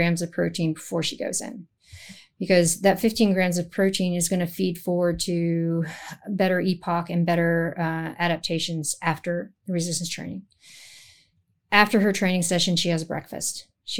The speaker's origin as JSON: {"language": "English", "town": "San Francisco", "region": "California", "country": "United States", "tie": "born or raised there", "also_born_or_lived": "Netherlands", "said": "So I grew up in the Netherlands, spent formative childhood years there. We moved back to San Francisco, and San Francisco is what I call my hometown"}